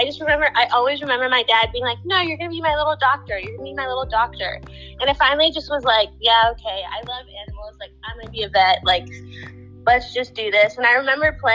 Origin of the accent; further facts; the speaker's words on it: Naperville, Illinois, United States; I'm from Naperville, Illinois, which is about 45 minutes from Chicago